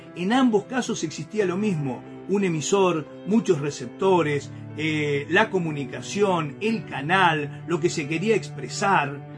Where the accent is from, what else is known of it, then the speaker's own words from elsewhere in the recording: Concordia, Entre Ríos, Argentina; moved away as an adult; now in Santa Fe, Argentina; me crié, nací, me crié en Concordia